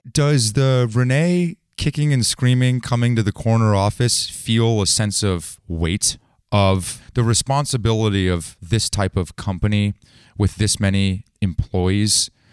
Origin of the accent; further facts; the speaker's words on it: Bay Area, California, United States; I grew up in the Bay Area